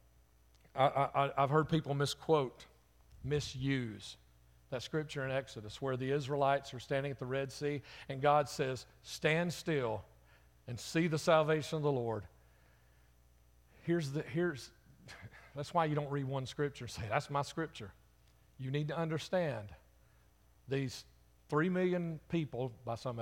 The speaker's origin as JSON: {"language": "English", "town": "Birmingham", "region": "Alabama", "country": "United States", "said": "I'm from Jefferson County, Birmingham"}